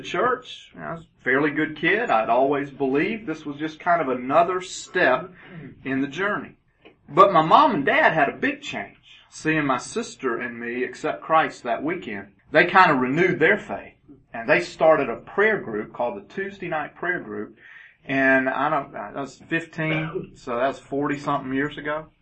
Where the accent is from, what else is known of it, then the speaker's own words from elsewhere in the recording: Augusta, Georgia, United States; also born or lived in Birmingham, Alabama / Chatsworth, Georgia / Lawrenceville, Georgia / Roswell, Georgia; At age four, we moved to Augusta, Georgia, and that became home